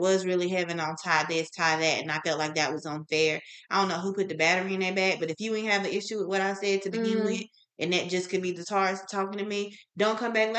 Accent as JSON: {"language": "English", "region": "the South", "country": "United States", "tie": "born or raised there", "said": "I was born and raised. Well, not born and raised, but because I was raised in the South."}